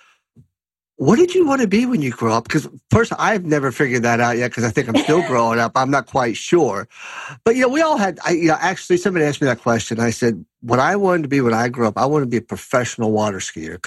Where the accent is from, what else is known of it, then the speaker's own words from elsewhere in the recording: Lexington, Kentucky, United States; I grew up in Lexington, Kentucky